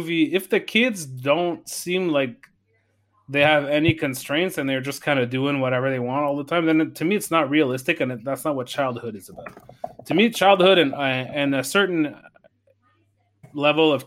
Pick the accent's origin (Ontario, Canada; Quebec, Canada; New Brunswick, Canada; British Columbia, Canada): Quebec, Canada; Saguenay; now in Montreal, Canada; I grew up in Saguenay.